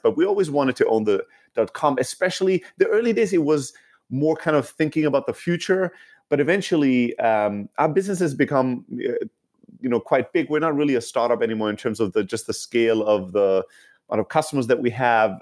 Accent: Germany; moved away as an adult; also born or lived in Greece / San Francisco, United States; now in United States; originally from Greece, uh, born and raised in Germany, and then came to the U S, uh, I think fourteen years ago now

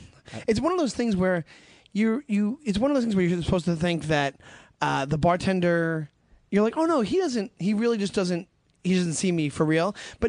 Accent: Long Island, New York, United States; now in New York City, United States; I'm from Long Island.

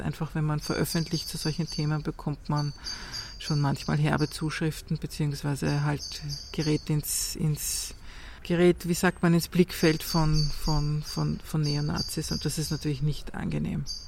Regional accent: Austria; ich bin hier geboren und aufgewachsen. Das ist meine Heimat

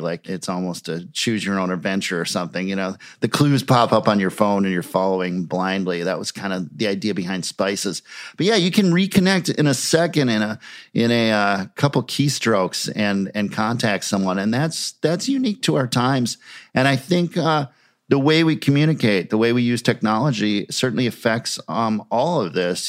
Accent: Minneapolis, Minnesota, United States; having these bands in my hometown

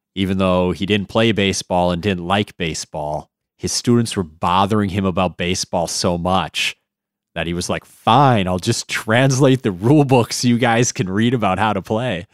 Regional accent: United States; me as an American

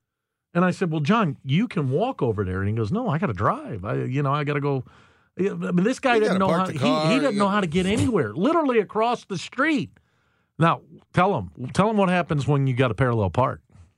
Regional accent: St. Charles, Missouri, United States; Well, I grew up there. I was born there in St. Charles.

